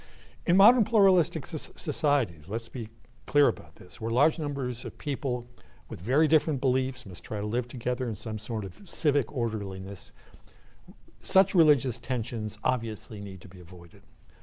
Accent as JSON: {"language": "English", "region": "New England", "country": "United States", "tie": "born or raised there", "said": "I grew up in New England"}